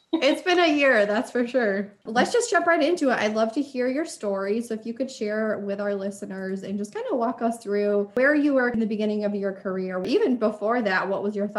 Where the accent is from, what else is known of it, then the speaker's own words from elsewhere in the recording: Rochester, United States; when I moved back into the Rochester area, my hometown.